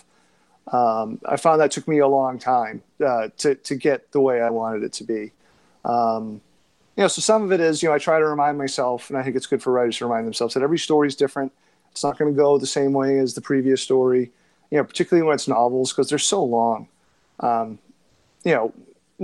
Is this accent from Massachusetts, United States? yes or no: yes; Beverly, Massachusetts, United States; also born or lived in Rhode Island / Vermont / Boston; I grew up in Beverly, Massachusetts, which is 20 miles north of Boston